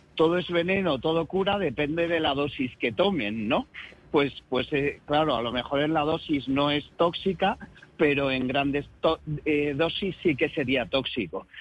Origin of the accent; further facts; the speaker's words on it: Galicia, Spain; como buenos gallegos